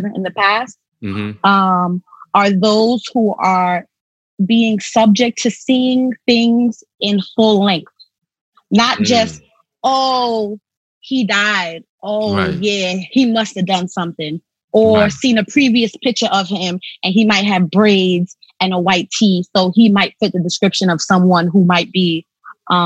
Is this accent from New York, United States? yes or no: yes; New York City, New York, United States; growing up in Brooklyn, New York, born and raised, parents who are Trinidadian